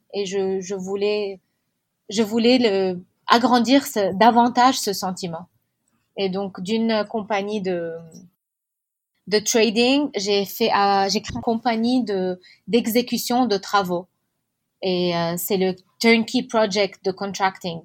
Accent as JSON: {"language": "French", "town": "Beirut", "region": "Beirut Governorate", "country": "Lebanon", "tie": "born or raised there", "said": "Je suis née à Beyrouth, en particulier à Achrafieh, c'est un quartier très beau de Beyrouth."}